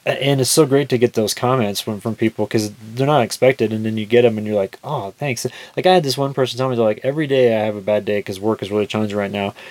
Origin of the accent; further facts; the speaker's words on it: Kansas, United States; We're all from Kansas.